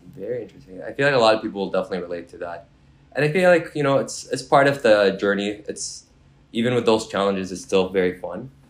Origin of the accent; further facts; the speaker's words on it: Mississauga, Ontario, Canada; also born or lived in Kuwait; I grew up in Mississauga